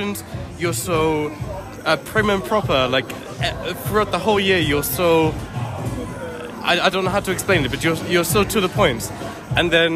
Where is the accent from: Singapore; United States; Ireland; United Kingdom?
United Kingdom; London; I'm from London.